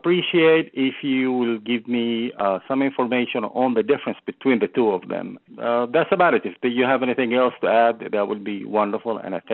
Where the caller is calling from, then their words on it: Tucson, Arizona, United States; I'm calling from Tucson, Arizona, land of cactus.